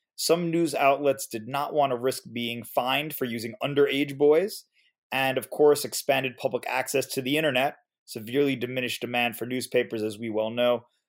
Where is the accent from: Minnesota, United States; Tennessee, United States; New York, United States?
New York, United States; New York City; in my hometown, Queens in New York City